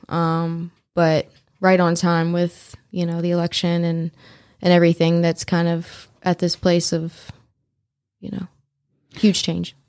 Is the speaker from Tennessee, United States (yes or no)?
yes; Memphis, Tennessee, United States; also born or lived in New Orleans, Louisiana; I am originally from New Orleans. I've lived the majority of my life in Memphis, Tennessee